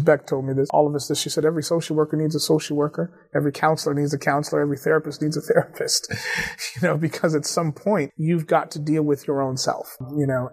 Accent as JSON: {"language": "English", "town": "Atlanta", "region": "Georgia", "country": "United States", "tie": "born or raised there", "also_born_or_lived": "DeKalb County, Georgia", "moved": "as an adult", "lives_now": "Cambridge, United States", "said": "born and raised in Atlanta. I grew up uh, two blocks or three blocks from Morehouse College in Atwood Street."}